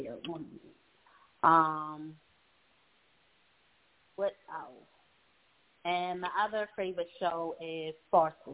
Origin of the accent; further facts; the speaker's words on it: Baltimore, Maryland, United States; I am from Baltimore, Maryland.